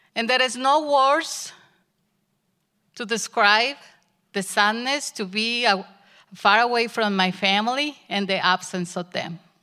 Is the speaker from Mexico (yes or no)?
yes; Mexico; English is a second language; moved away as an adult; My husband and I had the opportunity to go back to Mexico with my family and spend Christmas there